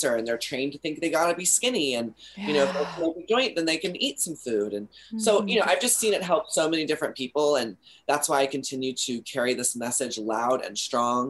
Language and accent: English; Texas, United States; now in California, United States; I come from Texas